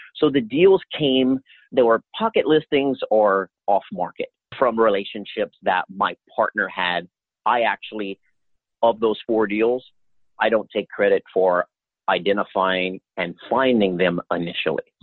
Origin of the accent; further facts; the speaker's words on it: Louisiana, United States; moved away; I'm originally from Louisiana